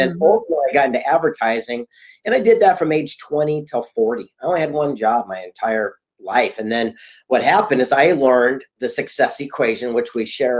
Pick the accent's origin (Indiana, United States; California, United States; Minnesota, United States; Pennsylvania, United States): California, United States; San Diego; I grew up a yuppie kid here on the beach in Southern California in San Diego